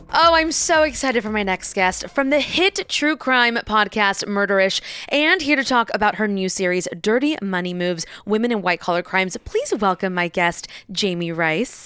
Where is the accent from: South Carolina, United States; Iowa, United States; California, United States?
California, United States; Diamond Bar; I was in Diamond Bar